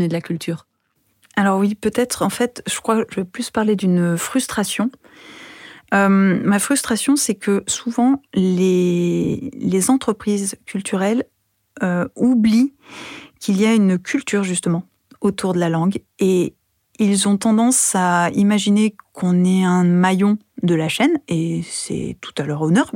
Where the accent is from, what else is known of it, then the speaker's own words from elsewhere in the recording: France; moved away as an adult; also born or lived in United States; française, italo-portugaise, euh, femme de l'Europe ou quoi que ce soit. Je suis loin de mes parents, loin de ma famille, loin de mon pays